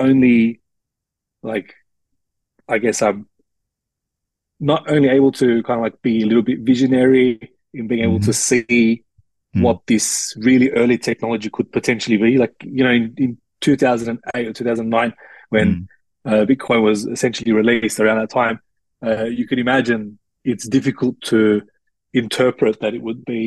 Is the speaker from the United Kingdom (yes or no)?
no; Australia; ethnic mix but born and raised in Australia